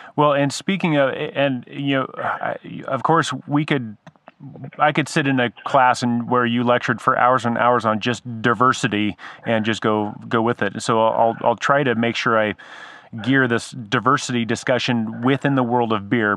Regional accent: San Diego, California, United States; moved away; I grew up in San Diego

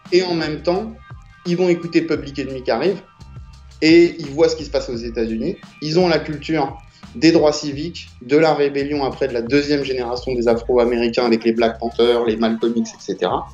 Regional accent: Paris, Île-de-France, France; je viens de la gare d'Austerlitz, donc de, Paris 5. Euh, D'accord. Euh, j'ai grandi là, j'ai jamais bougé

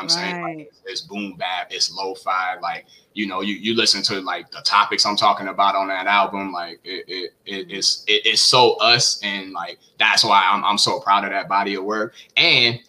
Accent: New Orleans, Louisiana, United States; my roots growing up in New Orleans

